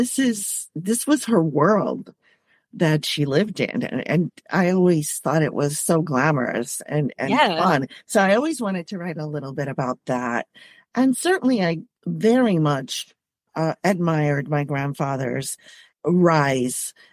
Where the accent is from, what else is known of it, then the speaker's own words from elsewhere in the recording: Puerto Rico; moved away as an adult; also born or lived in Boston; now in United States; Well, I am Puerto Rican. I grew up in Puerto Rico.